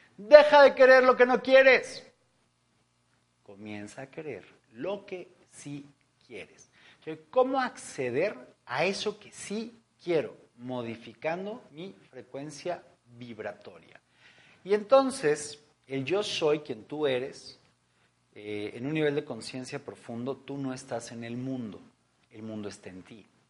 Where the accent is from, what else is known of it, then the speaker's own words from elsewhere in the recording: Mexico; en nuestro país, en México, en mi país